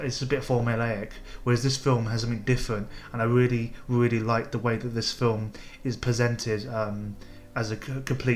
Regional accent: United Kingdom; as a British film goer

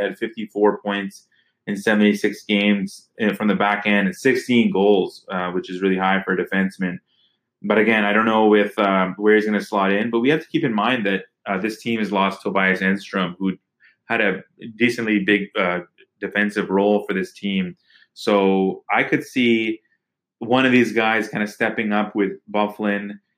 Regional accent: Winnipeg, Manitoba, Canada; So Winnipeg, you know, I grew up in Winnipeg for a few years, but I'm an Oilers fan.

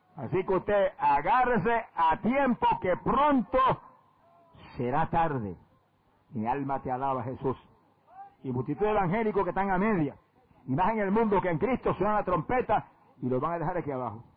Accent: Puerto Rico; en mi país

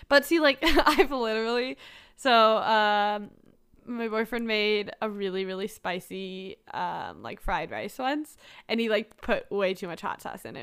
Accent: Canada; I'm a Canadian

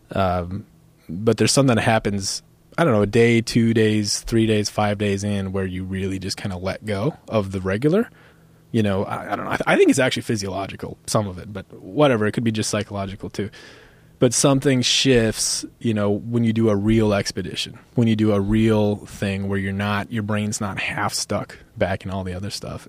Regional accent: United States; also born or lived in Minnesota / North Dakota; I grew up in Minnesota, North Dakota

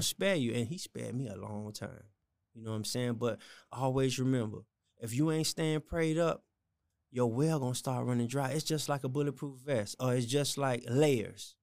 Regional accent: Miami, Florida, United States; born and raised in Miami

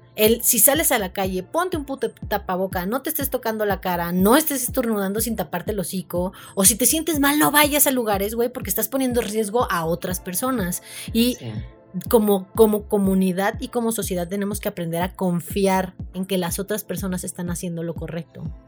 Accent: Mexico; como mexicanos

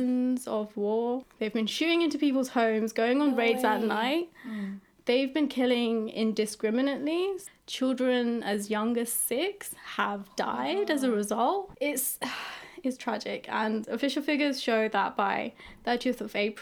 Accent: London, United Kingdom; also born or lived in Yangon, Myanmar; My family and I came to the UK when I was around 6 years old. And even though I pretty much grew up in London

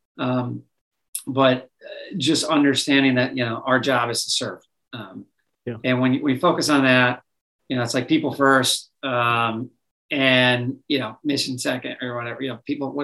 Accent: Minnesota, United States; I grew up in Minnesota

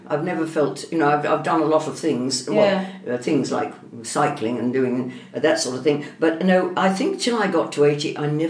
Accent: England, United Kingdom; born there; We were Irish by thing, but I was born in England, and I had a very privileged childhood, I must admit.

